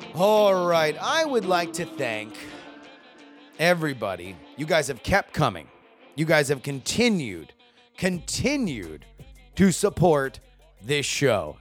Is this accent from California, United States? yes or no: no; South Florida, United States; I grew up in South Florida. I was in high school when all of this happened in my backyard